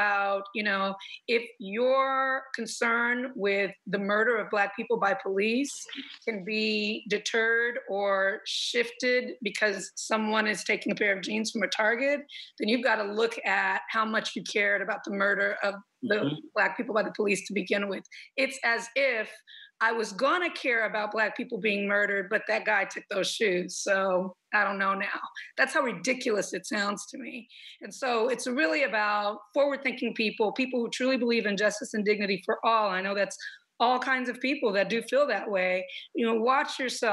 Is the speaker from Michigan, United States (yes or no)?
no; Los Angeles, California, United States; also born or lived in Compton / Long Beach / Lynwood; we grew up in the South Cities of Los Angeles.